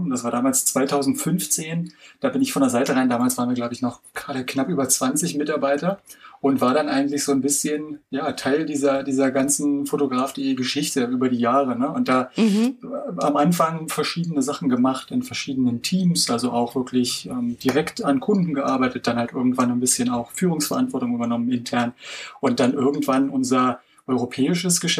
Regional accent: Berlin, Germany; Aber ich wollte schon auch was zum Oktoberfest fragen, als, äh, ja, als Berliner hier.

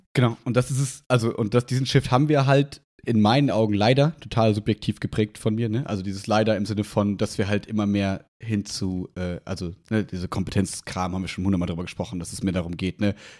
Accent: Germany; bei uns in Deutschland

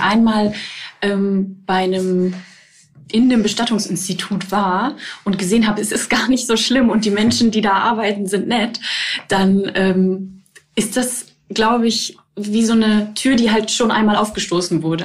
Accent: Germany; also ich komme halt aus der Nähe von, von Bremen

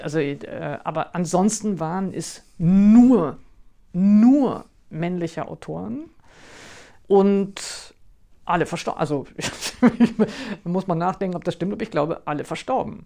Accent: the West, West Germany, Germany; Ich bin ja im Westen aufgewachsen

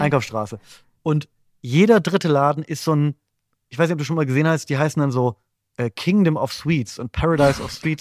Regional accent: Bremen, Germany; ich komme ja aus Bremen und meine Familie wohnt in der Nähe von Bremen.

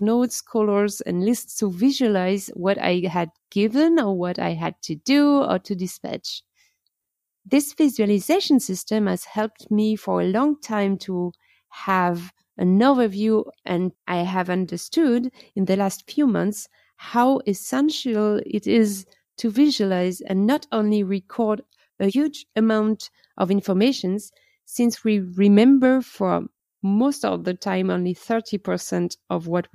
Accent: Atlantic coast, France; English is a second language; moved away as an adult; now in Germany; I come from the Atlantic coast, where I grew up in a large family

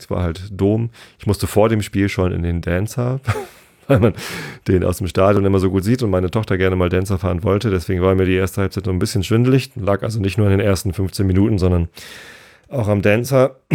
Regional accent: Bochum, North Rhine-Westphalia, Germany; Ja, ich komme aus Bochum.

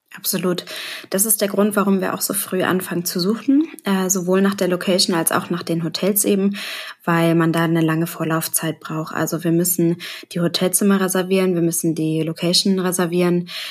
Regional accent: Hamburg, Germany; wie man hören kann, ich komme aus Hamburg

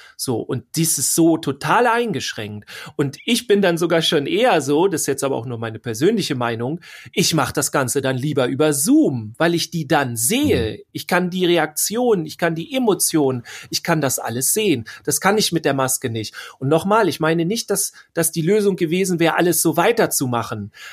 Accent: Schleswig-Holstein, Germany; bei uns in Schleswig-Holstein

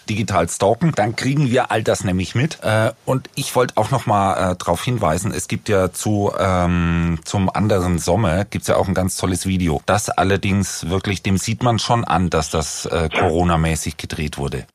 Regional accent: Franconia, Bavaria, Germany; accent: Franconian; ich komme ja aus Franken

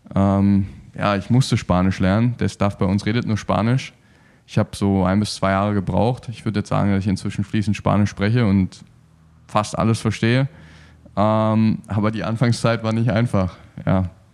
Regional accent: Berlin, Germany; also born or lived in Cottbus / Erzgebirge; now in Cologne, Germany; ursprünglich komme ich aus Berlin.

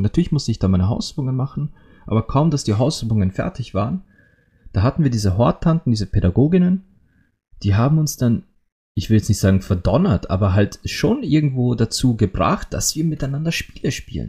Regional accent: Austria; bei uns in Österreich

